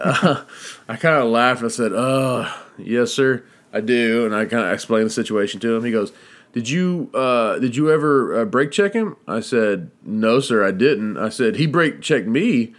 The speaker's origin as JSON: {"language": "English", "region": "Texas", "country": "United States", "said": "I'm Texan"}